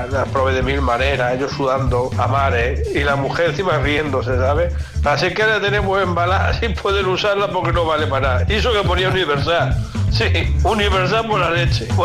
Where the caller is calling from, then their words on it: Lleida, Catalonia, Spain; Hola, Quise … de Lleida.